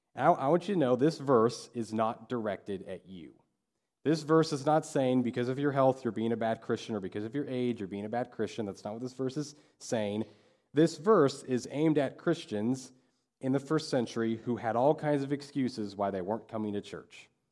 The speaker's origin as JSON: {"language": "English", "town": "Dodge City", "region": "Kansas", "country": "United States", "said": "I'm from Dodge City."}